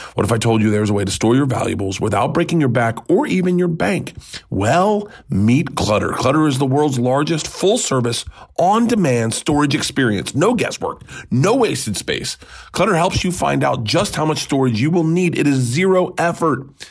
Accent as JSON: {"language": "English", "region": "the South", "country": "United States", "tie": "born or raised there", "said": "growing up in the South"}